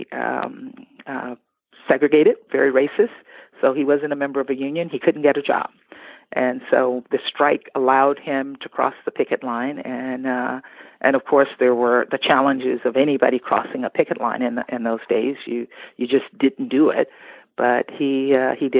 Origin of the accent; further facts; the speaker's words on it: Baker, Louisiana, United States; I'm from Louisiana, a little town right outside of Baton Rouge called Baker